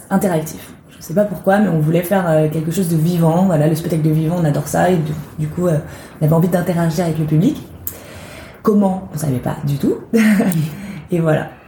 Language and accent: French; small town near Nantes, Pays de la Loire, France; moved away as an adult; now in Paris, France; j'ai 25 ans. Euh, je, suis, je viens de Nantes à la base, une petite ville, euh, une petite ville à côté de Nantes, en Loire-Atlantique, et je suis venue à Paris pour le théâtre.